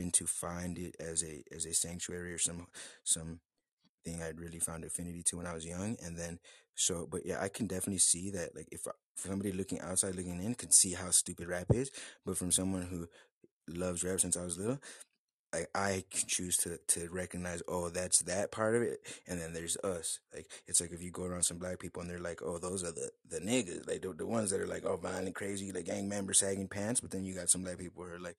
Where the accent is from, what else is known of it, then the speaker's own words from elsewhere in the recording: United States; I'm American